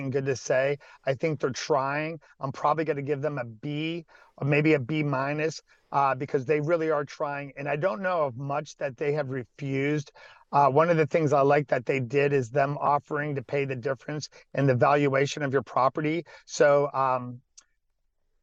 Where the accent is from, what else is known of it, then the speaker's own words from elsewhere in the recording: Salem, Ohio, United States; Salem, which is my hometown